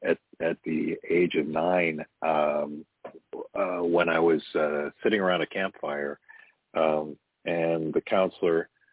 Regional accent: Cleveland, Ohio, United States; I grew up in Cleveland

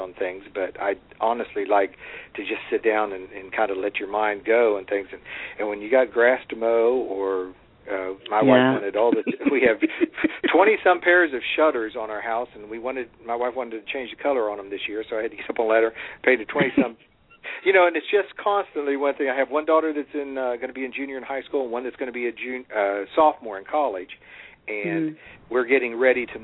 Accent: Fairmont, West Virginia, United States; now in Parkersburg, United States; I'm originally from Fairmont. I moved here to Parkersburg about 30 years ago.

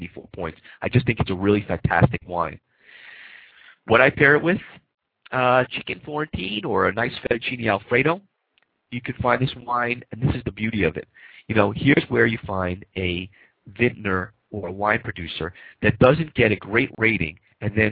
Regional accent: Coral Springs, Florida, United States; my hometown, Coral Springs, Florida

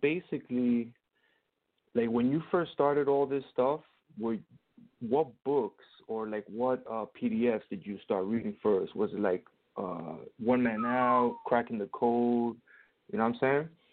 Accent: New York City, New York, United States; moved away as an adult; now in Tampa, United States; I'm from New York. I'm from Queens

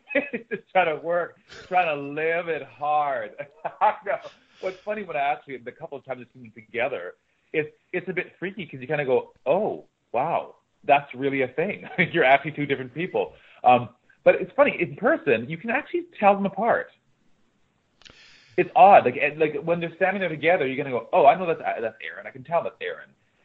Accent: Winnipeg, Manitoba, Canada; moved away; No, I'm from Winnipeg, Manitoba.

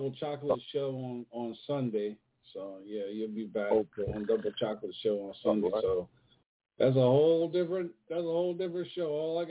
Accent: Maryland, United States; now in Charlotte, United States; that's my home, Maryland. Back, yeah, I'm originally from Maryland, but I'm in Charlotte now

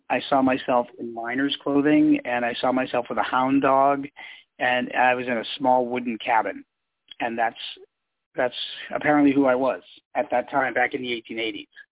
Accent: Boston, Massachusetts, United States; I grew up in Boston, Massachusetts

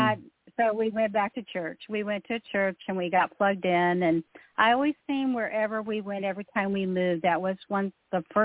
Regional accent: Klamath Falls, Oregon, United States; moved away; I actually grew up in Klamath Falls, Oregon, where my dad was in the military

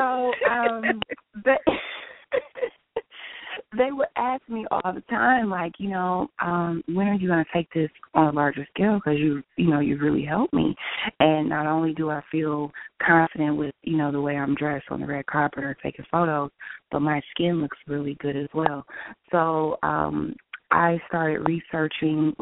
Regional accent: Detroit, Michigan, United States; moved away as an adult; now in Los Angeles, United States; I'm originally from Detroit, Michigan, but I reside in Los Angeles, California

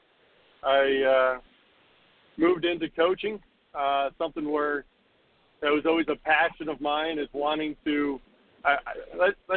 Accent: Florida, United States; I'm a Florida boy, born and raised

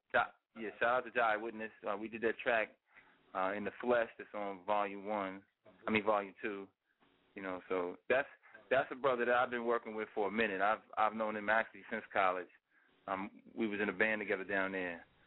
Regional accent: New York City, New York, United States; also born or lived in Virginia; now in Philadelphia, United States; I'm from Queens

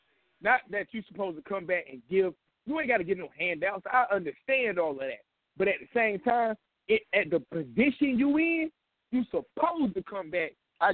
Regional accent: Kansas, United States; I know this for a fact. I'm from Kansas.

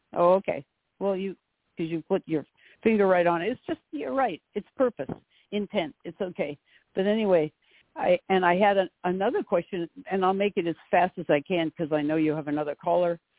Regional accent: North Haven, Connecticut, United States; a town right next to my hometown, North Haven, um, Connecticut.

